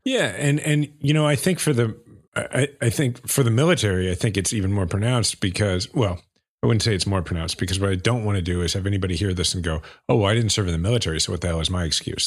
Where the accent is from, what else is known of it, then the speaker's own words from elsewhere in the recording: Kansas City, Missouri, United States; my hometown, Kansas City